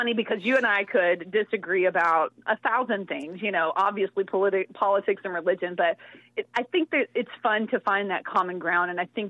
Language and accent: English; Texas, United States; I'm from Texas.